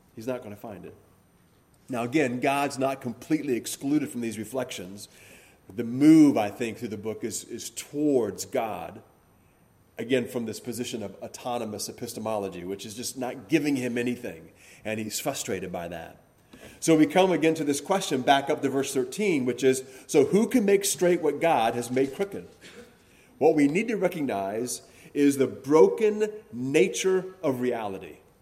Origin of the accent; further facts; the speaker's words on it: Hawaii, United States; growing up in Hawaii